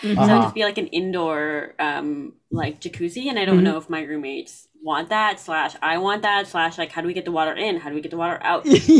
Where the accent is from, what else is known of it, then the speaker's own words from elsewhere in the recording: Canada; moved away as an adult; my entire time in growing up in Canada.